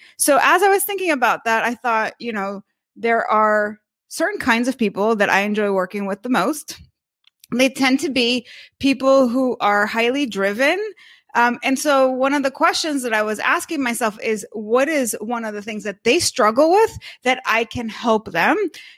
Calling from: Miami Beach, Florida, United States; also born or lived in San Francisco; So we are right now in Miami Beach. We recently relocated from San Francisco.

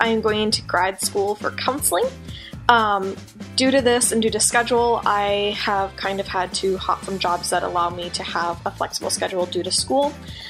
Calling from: Minneapolis, Minnesota, United States; I am from Minneapolis, Minnesota.

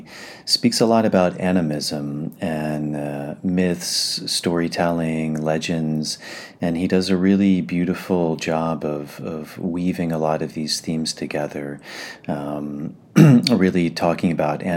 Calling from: Ireland; I'm actually coming from Ireland

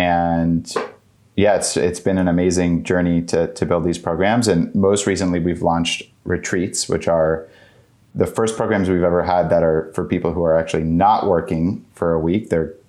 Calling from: Washington, District of Columbia, United States; I'm joining from Washington, D.C.

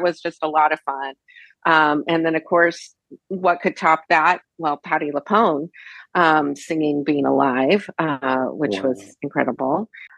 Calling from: Whittier, California, United States; I'm in Whittier, California. In Los Angeles County.

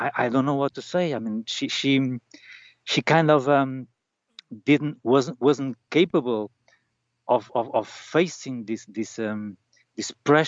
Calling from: Norte, Portugal; North Portugal.

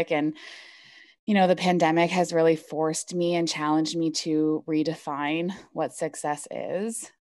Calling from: Toronto, Ontario, Canada; Um, I'm calling in from Toronto, Ontario, Canada. Um, so, in um, on Canadi- Canadian soil.

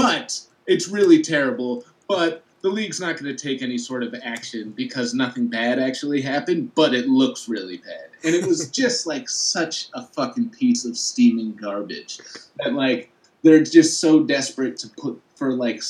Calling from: Brooklyn, New York, United States; I'm broadcasting live from Brooklyn, New York.

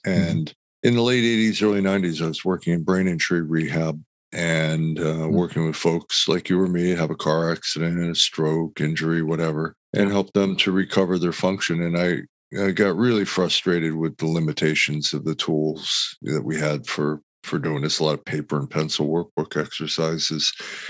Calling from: Los Angeles, California, United States; Oh, I'm in Los Angeles. Nice and warm weather.

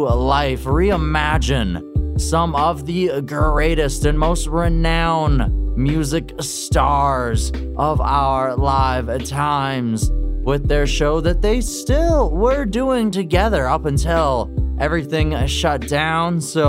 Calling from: Kamloops, British Columbia, Canada; I'm up in Kamloops, so I don't get a lot of that Victoria, Vancouver rain, but we do get a little bit more snow in the winter, so it's a little bit of a trade-off.

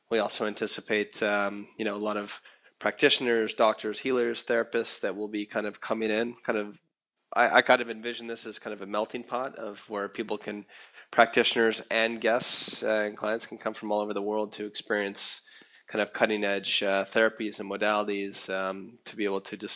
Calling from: Costa Rica; So I'm I'm uh, I'm speaking from Costa Rica, in the jungle and the rainforest, and some really interesting and fun things going on that are inspiring me here.

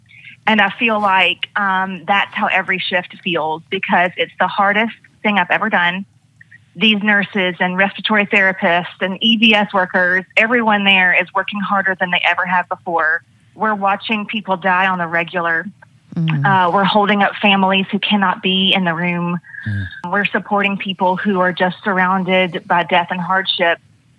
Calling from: Gainesville, Georgia, United States; I am in Gainesville, Georgia, getting ready to go to work in the hospital.

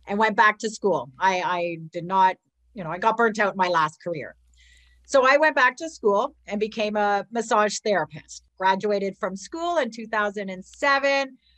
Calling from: Ontario, Canada; I am from Ontario, Canada.

